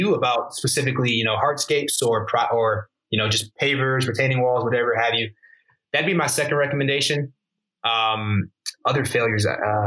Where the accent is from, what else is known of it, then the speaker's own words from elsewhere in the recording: Michigan, United States; I grew up in Michigan.